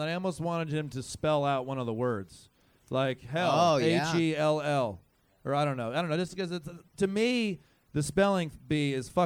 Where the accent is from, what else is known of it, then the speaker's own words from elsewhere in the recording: Midwest, United States; I'm from the Midwest and my parents love me